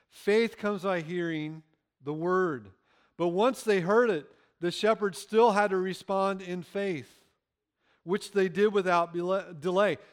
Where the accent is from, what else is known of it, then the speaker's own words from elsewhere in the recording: Illinois, United States; moved away; I grew up in Illinois